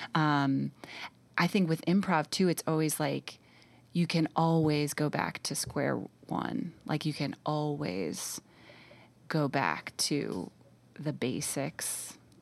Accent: New York City, New York, United States; moved away as an adult; also born or lived in Austin, Texas; I grew up in New York City

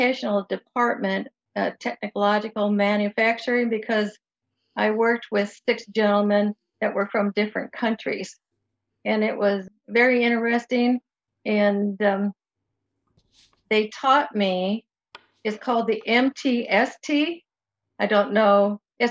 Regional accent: Moline, Illinois, United States; I was raised in Moline, Illinois, was where I live right now

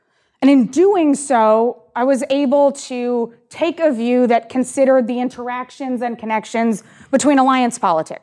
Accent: Canada; I'm Canadian

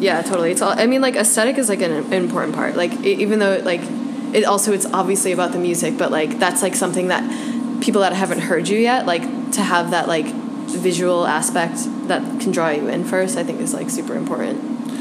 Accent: Chicago, Illinois, United States; also born or lived in New York; I am a Chicagoan. I moved to New York uh, about a year after college

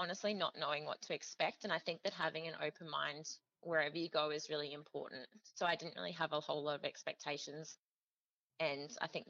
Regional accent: Queensland, Australia; As I came from the Sunshine Coast, I knew it was going to be tough to try and obtain a permanent position there

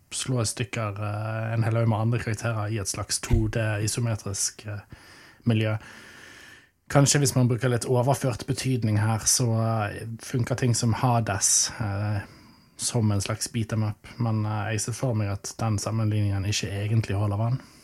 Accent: Arna, Vestland, Norway; Jeg vokste opp i Arna

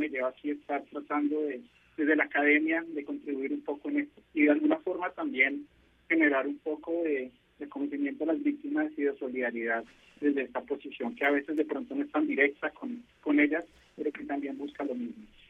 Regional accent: Colombia; como colombiano

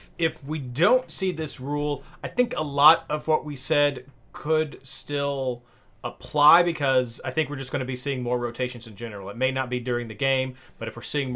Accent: Kentucky, United States; I do say derby, not darby, because I'm from Kentucky

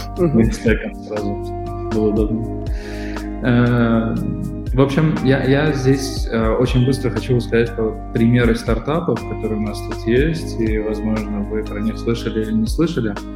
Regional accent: Moscow, Russia; moved away as an adult; now in Armenia; я москвич, да? наверное, можно так сказать, потому что я всю жизнь прожил в Москве и шесть лет назад переехал в э, Армению

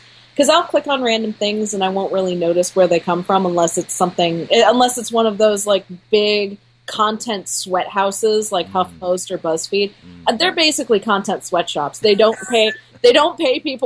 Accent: United States; I'm an American

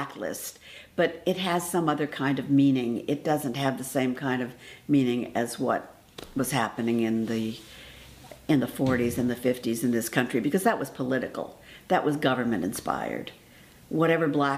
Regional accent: Los Angeles, California, United States; I was raised in Los Angeles, in East Los Angeles, actually, Boyle Heights

